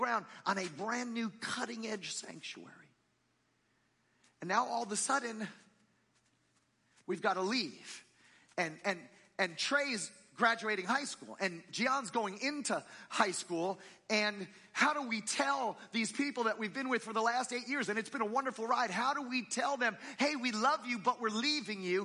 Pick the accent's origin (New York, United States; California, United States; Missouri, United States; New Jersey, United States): New Jersey, United States; moved away; I grew up in New Jersey